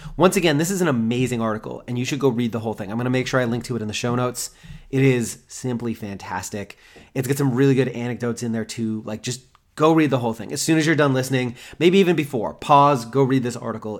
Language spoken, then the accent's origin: English; United States; I'm American